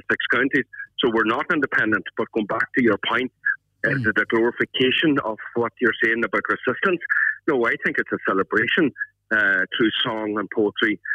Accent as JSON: {"language": "English", "country": "Ireland", "said": "we as an Irish people"}